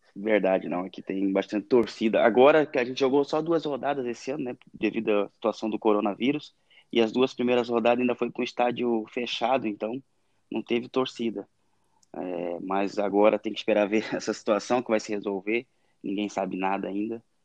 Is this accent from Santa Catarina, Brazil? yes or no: yes; Ilhota, Santa Catarina, Brazil; moved away as an adult; also born or lived in Ibirama, Santa Catarina / Mato Grosso / Myanmar / Thailand; fui criado numa cidade muito pequena, ali no Vale do Itajaí, que é Ilhota